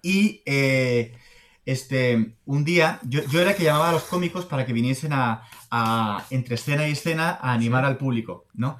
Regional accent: Spain; also born or lived in Boston / Madrid; soy español

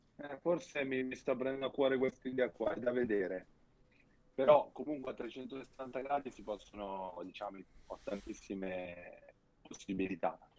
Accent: Milan, Lombardy, Italy; fin da bambino, sono di Milano, eh, ho Monza qua vicino

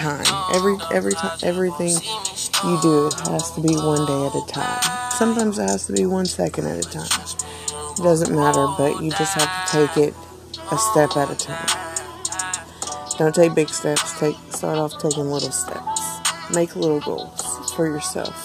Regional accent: Tulsa, Oklahoma, United States; I'm from Tulsa, Oklahoma

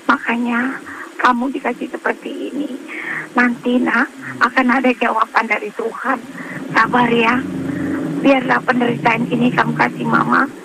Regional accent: Jakarta, Indonesia; kampungnya Palembang saya orang Jakarta

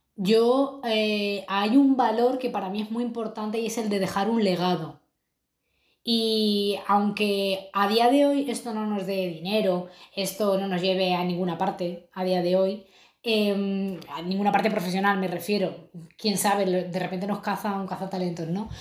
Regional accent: Madrid, Community of Madrid, Spain; moved away as an adult; now in Lisbon, Portugal; yo soy de Madrid, he crecido ahí

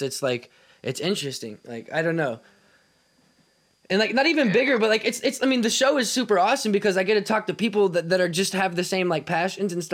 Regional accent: Kansas City, United States; I'm from Kansas City

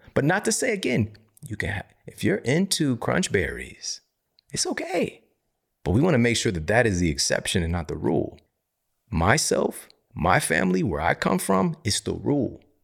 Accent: Missouri, United States; I'm from Missouri.

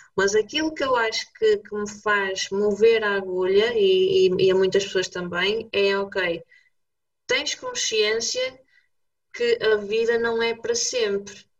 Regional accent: Braga, Norte, Portugal; eu sou bracarense, como tu

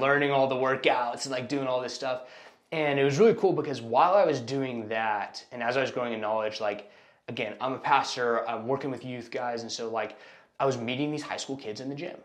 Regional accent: Austin, Texas, United States; moved away as an adult; now in Houston, United States; I was born and raised in Austin, Texas. Um, I moved here to Houston about 10 years ago now

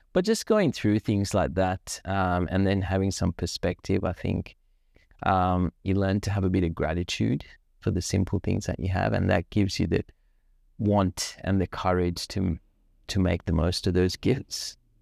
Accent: Sri Lanka; now in Australia; I grew up in Sri Lanka

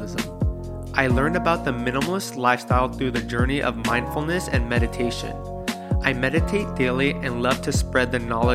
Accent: Daly City, California, United States; I am a Filipino-American born and raised in Daly City, California.

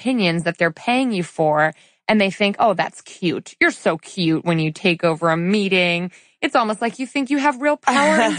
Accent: suburban Connecticut, United States; We go to Chili's in suburban Connecticut, where we're from, right? Where I was born and raised

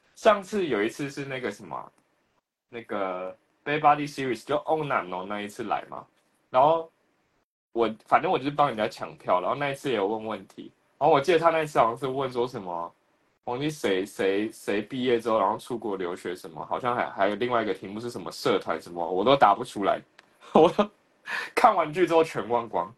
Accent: Taiwan; 我们在台湾自己开一个自己的中印厂

